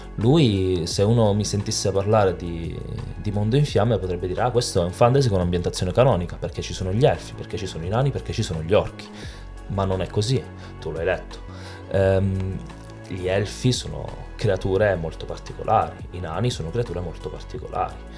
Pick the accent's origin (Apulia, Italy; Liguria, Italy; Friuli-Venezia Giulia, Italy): Apulia, Italy; In Italia, eh, io sono pugliese, abbiamo una cultura culinaria del pesce straordinaria